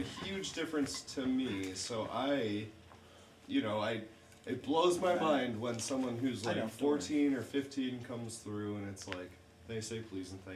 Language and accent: English; Dixon, Illinois, United States; moved away; There's a gas station in my hometown that I was pretty close to my mom's house